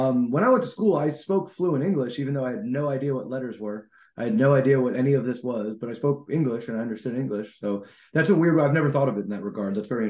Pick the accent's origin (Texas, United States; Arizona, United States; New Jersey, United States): New Jersey, United States; I'm from Jersey. We grew up working crappy jobs.